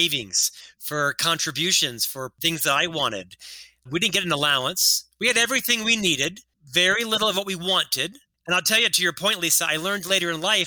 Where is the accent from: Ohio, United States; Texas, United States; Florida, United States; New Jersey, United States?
Florida, United States; Orlando; I was raised in Central Florida in the 80s